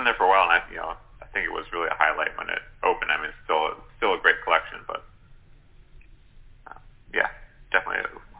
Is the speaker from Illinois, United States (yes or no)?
yes; Chicago, Illinois, United States; also born or lived in Evanston, Illinois; my hometown of Chicago.